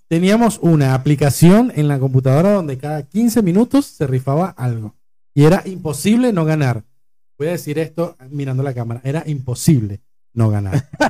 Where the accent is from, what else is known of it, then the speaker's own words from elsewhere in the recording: Acarigua, Portuguesa, Venezuela; now in Argentina; en Acarigua, del pueblo de donde yo vengo